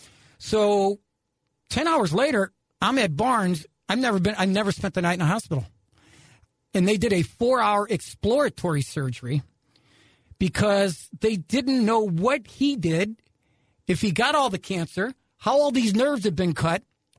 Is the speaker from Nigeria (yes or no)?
no; Ireland; And, you know, I'm Irish.